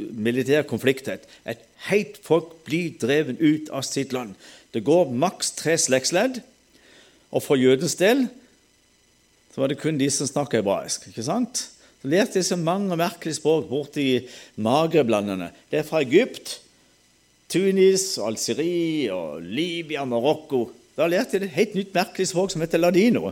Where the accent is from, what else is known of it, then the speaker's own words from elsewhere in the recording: Sørlandet, Southern Norway, Norway; accent: Sørlandet dialect; Da kan jeg snakke sørlandsdialekt